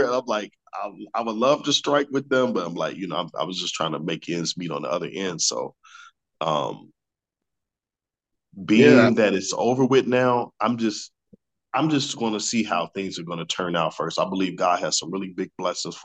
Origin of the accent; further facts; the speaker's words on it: Chicago, Illinois, United States; moved away as an adult; now in California, United States; I am from Chicago, born and raised